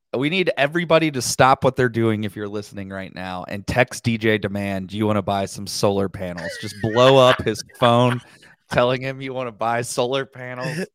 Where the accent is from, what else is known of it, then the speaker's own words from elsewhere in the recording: Cincinnati, Ohio, United States; I'm from Cincinnati, Ohio